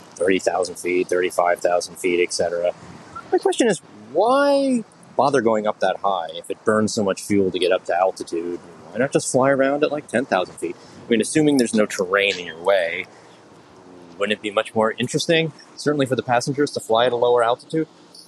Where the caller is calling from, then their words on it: New York, United States; I'm … from New York, and I have a potentially really dumb question